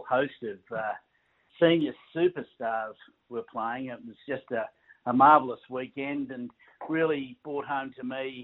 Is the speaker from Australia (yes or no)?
yes; Euroa, Victoria, Australia; I'm from Euroa, about 150 kilometres north of Melbourne